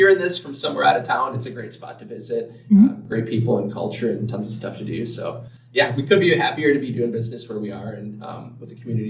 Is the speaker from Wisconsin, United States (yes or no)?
yes; Madison, Wisconsin, United States; also born or lived in Wausau, Wisconsin; now in Milwaukee, United States; growing up in Madison, I never thought I would live in Milwaukee or move here. And it's weird to say, after moving here, I've never felt like I was home until I did move here.